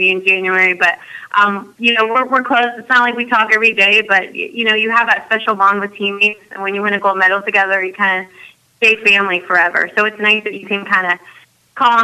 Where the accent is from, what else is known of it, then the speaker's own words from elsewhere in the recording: United States; being American, growing up